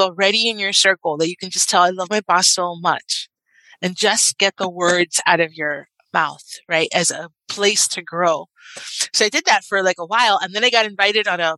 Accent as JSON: {"language": "English", "town": "Miami", "region": "Florida", "country": "United States", "said": "I'm from Miami, and I grew up with Gloria and Emilio Estefan"}